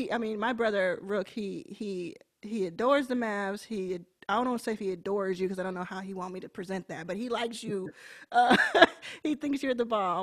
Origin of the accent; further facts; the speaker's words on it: Dallas, Texas, United States; moved away; I grew up in Dallas